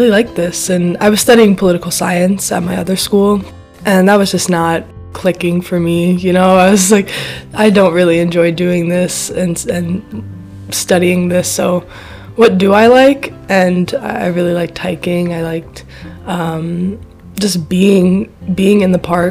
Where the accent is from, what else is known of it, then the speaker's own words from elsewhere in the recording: New York City, New York, United States; moved away as an adult; now in Vestal, United States; I'm originally from Queens, New York, and I moved to Vestal to go to school at Binghamton University.